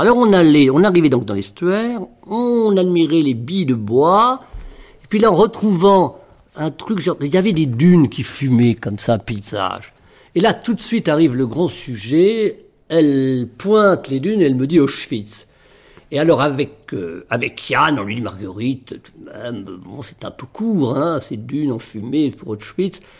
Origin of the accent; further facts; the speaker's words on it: Villerville, Normandy, France; moved away; dans mon village natal, Villerville, qui est à 7 km de Trouville